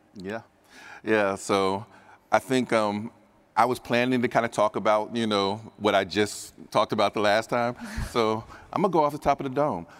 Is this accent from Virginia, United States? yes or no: no; Dayton, Ohio, United States; I'm from Dayton, Ohio